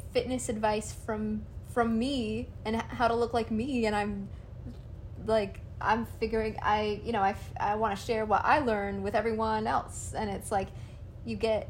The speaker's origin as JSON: {"language": "English", "country": "United States", "said": "I'm an American"}